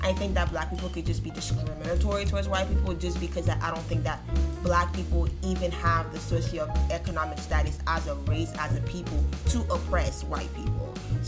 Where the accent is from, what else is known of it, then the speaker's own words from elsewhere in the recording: Haiti; And, you know, like I said, growing up in Haiti, it was always like, oh, the Dominicans are racist towards us